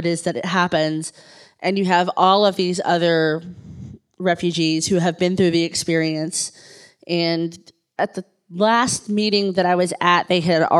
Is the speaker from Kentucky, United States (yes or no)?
yes; Kentucky, United States; I'm an English major from Kentucky.